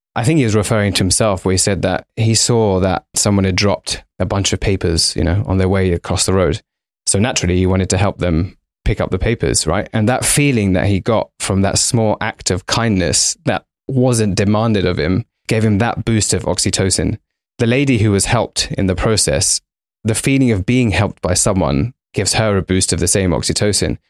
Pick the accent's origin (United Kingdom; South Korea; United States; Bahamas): United Kingdom; London; We're both Indian by background, both raised in London.